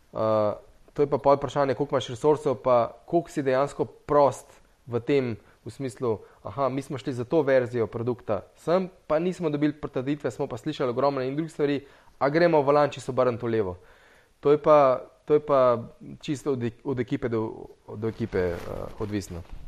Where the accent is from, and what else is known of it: Slovenia